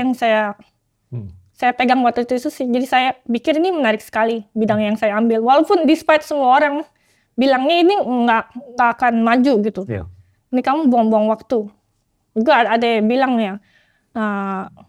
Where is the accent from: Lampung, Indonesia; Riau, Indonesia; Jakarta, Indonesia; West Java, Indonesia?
Jakarta, Indonesia; moved away as an adult; also born or lived in Hong Kong; now in Oxford, United Kingdom; lahir sampai SMA di Tanjung Duren, Jakarta Barat